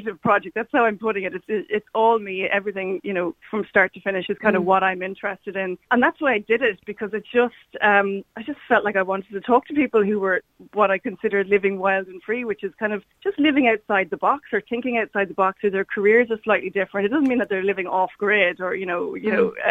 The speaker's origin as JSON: {"language": "English", "town": "Cork", "region": "Munster", "country": "Ireland", "tie": "born or raised there", "also_born_or_lived": "Galway", "said": "I was born in Galway, which I'm very proud of. But I suppose if anyone asks, I say I'm from Cork because that's where my formative years are spent"}